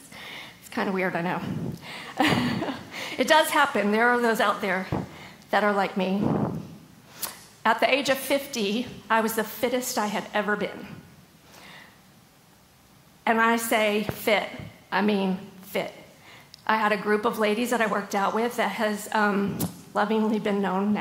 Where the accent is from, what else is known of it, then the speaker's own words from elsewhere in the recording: Southern Illinois, United States; moved away as an adult; also born or lived in Raleigh, North Carolina; now in North Carolina, United States; I grew up in Southern Illinois. At the age of 19, I moved out to Raleigh to work for American Eagle.